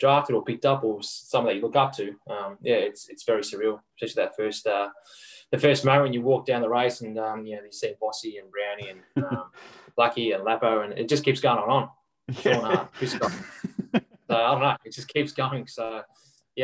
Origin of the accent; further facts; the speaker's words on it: Melbourne, Victoria, Australia; I grew up in Melbourne